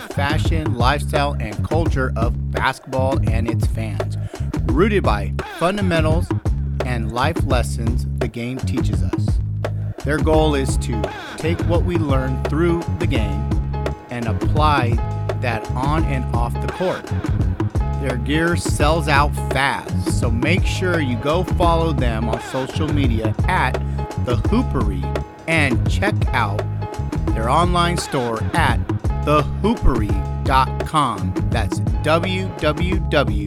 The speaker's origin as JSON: {"language": "English", "region": "California", "country": "United States", "tie": "born or raised there", "said": "a Cali kid that grew up in Cali"}